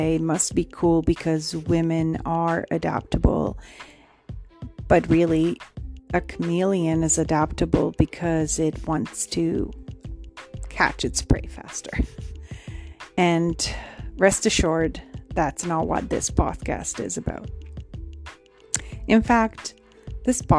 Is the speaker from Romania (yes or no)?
yes; Romania; now in Canada; I have immigrated here from Romania, so born and raised in Romania.